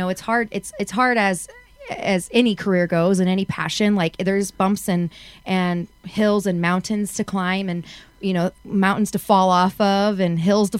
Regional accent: Texas, United States; I'm from Texas

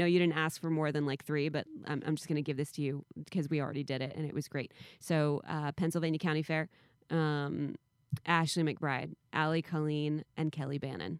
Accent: Tokyo, Japan; also born or lived in Virginia; now in United States; The funny thing is, I grew up in Tokyo. Well, between Virginia and Tokyo, but I never had sushi in Japan, ever.

